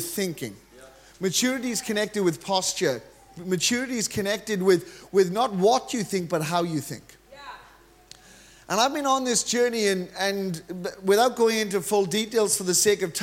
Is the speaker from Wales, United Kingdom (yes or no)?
yes; Wales, United Kingdom; I'm actually from Wales.